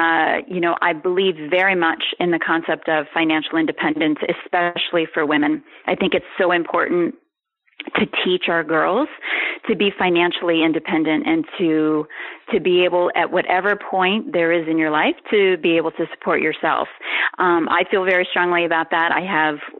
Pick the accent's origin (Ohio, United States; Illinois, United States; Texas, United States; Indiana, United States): Ohio, United States; now in New York, United States; I grew up in Ohio